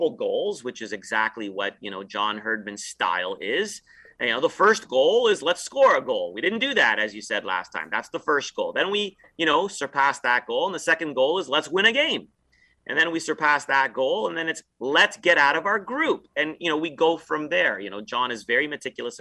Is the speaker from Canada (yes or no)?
yes; Toronto, Ontario, Canada; I grew up a Leafs fan growing up in Toronto